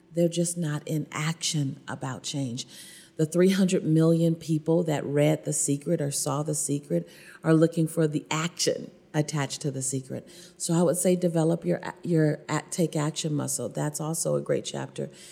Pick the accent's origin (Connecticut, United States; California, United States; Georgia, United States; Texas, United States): California, United States; Los Angeles; I was born and raised in South Central Los Angeles.